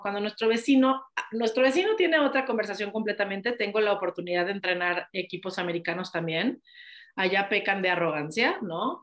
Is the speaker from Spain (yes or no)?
no; Mexico; also born or lived in United States; adoro mi país